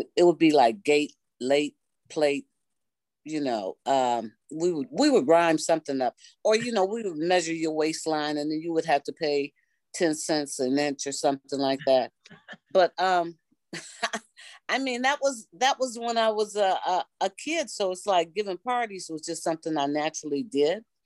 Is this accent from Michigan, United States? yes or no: yes; Detroit, Michigan, United States; I am a native Detroiter, and I grew up in Detroit on the West Side